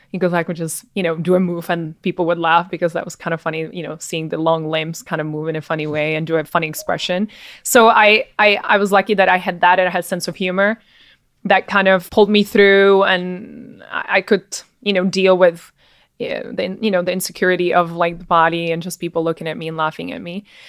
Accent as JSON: {"language": "English", "country": "Czechia", "also_born_or_lived": "New York", "moved": "yes", "lives_now": "Miami, United States", "said": "I was from the Czech Republic"}